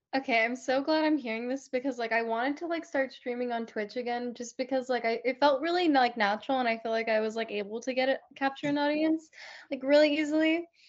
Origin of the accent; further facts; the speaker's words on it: Land O' Lakes, Florida, United States; I grew up in Lando Lakes, Florida